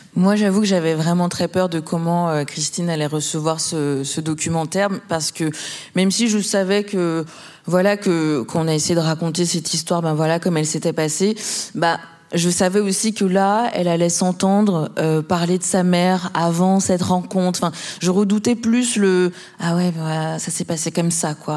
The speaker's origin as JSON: {"language": "French", "country": "Martinique", "said": "je suis martiniquaise"}